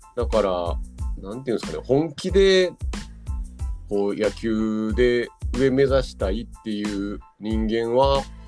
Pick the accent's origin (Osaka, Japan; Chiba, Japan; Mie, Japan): Osaka, Japan; 当時大阪に地元の大阪に